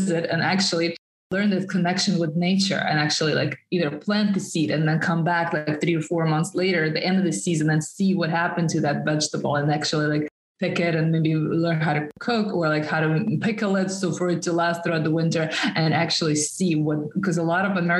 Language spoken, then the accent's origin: English; Russia; first language Russian; English is a second language; moved away as an adult; also born or lived in New York City; I'm originally from Russia. I was born and raised in the suburbs in a small town in Russia, and I moved to New York City when I just turned 19 years old.